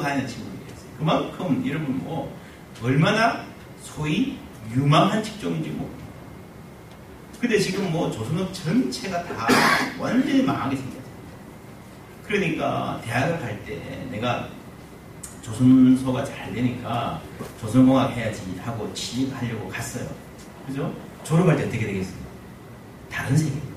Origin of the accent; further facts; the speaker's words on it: Busan, South Korea; 저는 부산 출신인데요.